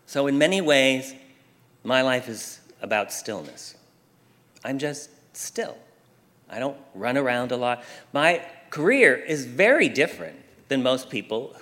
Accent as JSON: {"language": "English", "region": "Pennsylvania", "country": "United States", "tie": "born or raised there", "moved": "yes", "lives_now": "Southern California, United States", "said": "all the years I grew up in Pennsylvania"}